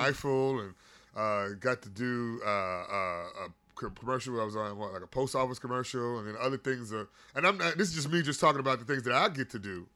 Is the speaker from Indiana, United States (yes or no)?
yes; Gary, Indiana, United States; I grew up in Gary, Indiana, and there was some deep pain in that motherfucker